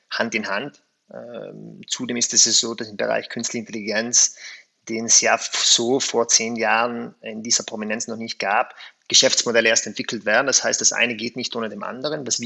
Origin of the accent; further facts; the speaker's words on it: South Tyrol, Italy; erstens bin ich Südtiroler, ich habe meine Wurzeln hier